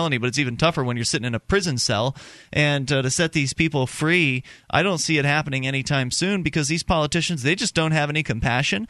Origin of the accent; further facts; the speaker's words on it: the South, United States; I'm originally from the South myself